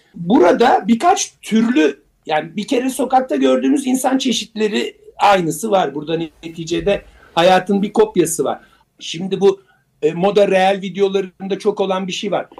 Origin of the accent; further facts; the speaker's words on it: Turkey; bizim memlekette